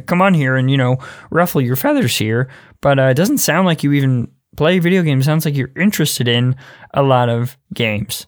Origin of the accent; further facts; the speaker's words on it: Mississippi, United States; I'm from Mississippi